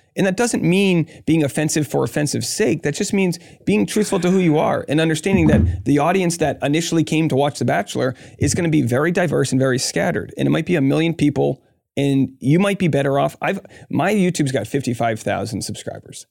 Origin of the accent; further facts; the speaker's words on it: Rhode Island, United States; I grew up in Rhode Island